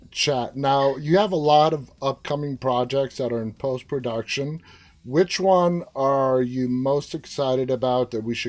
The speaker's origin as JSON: {"language": "English", "town": "New York City", "region": "New York", "country": "United States", "tie": "born or raised there", "moved": "yes", "lives_now": "outside Washington, D.C., United States", "said": "I was born and raised in Queens."}